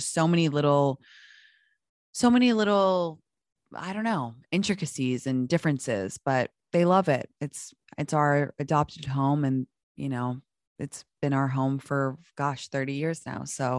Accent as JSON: {"language": "English", "country": "United States", "said": "So if I'm with my parents, like I'm obviously American because they're American."}